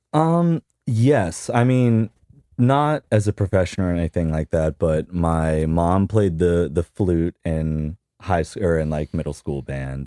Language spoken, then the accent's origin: English; Key West, Florida, United States; I grew up in Key West